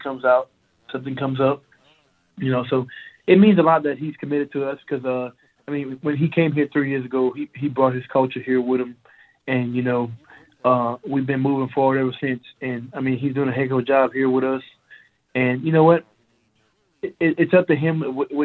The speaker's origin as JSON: {"language": "English", "town": "Lafayette", "region": "Louisiana", "country": "United States", "said": "I'm from Louisiana, and you know, I'm from Lafayette too"}